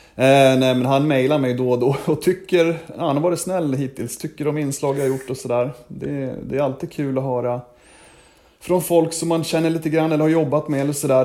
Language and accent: Swedish; Sweden; moved away as an adult; also born or lived in Gävle; now in Washington, United States; när jag var hemma i Sverige